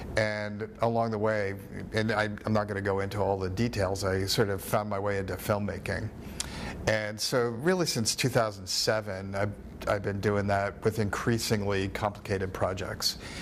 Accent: East Coast, United States; moved away as an adult; also born or lived in New York / Florida; now in Nebraska, United States; I'm from the East Coast. I grew up in New York and in Florida, and I spent a lot of my my youth um, on the beach.

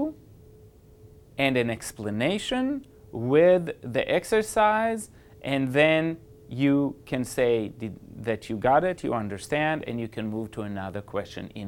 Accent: Switzerland; moved away; I was born in Switzerland

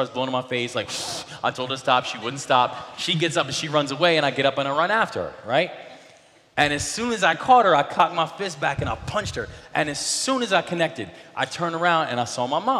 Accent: Baltimore, Maryland, United States; the Baltimore Sun, which was the name of my hometown paper

